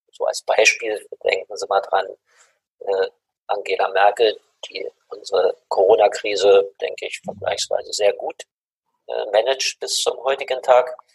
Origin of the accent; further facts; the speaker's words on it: Germany; Sag ich, ja, ich komme aus Deutschland, aus Europa.